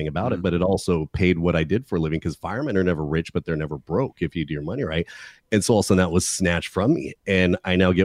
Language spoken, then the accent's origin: English; California, United States; I'm from California